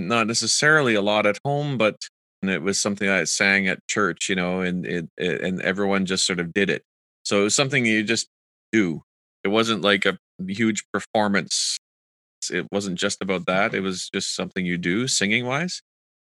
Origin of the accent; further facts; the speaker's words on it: Kitchener, Ontario, Canada; I did grow up also going to the symphony and the Kitchener-Waterloo Symphony, where my hometown is in Ontario.